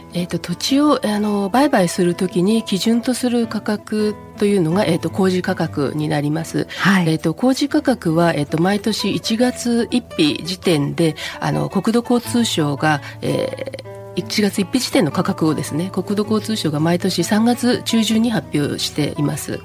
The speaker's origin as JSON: {"language": "Japanese", "town": "Yokohama", "region": "Kanagawa", "country": "Japan", "tie": "born or raised there", "said": "生まれも育ちも横浜です。"}